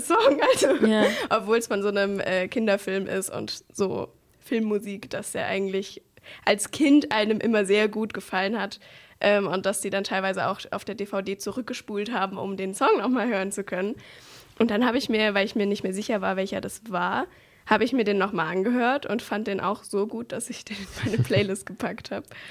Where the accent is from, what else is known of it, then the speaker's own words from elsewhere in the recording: Swabia, Germany; ich bin Schwabe